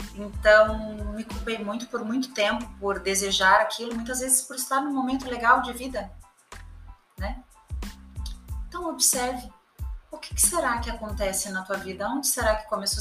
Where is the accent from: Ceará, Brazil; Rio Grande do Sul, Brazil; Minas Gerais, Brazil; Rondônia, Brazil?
Rio Grande do Sul, Brazil; moved away; also born or lived in São Paulo; eu sou gaúcha, morava em São Paulo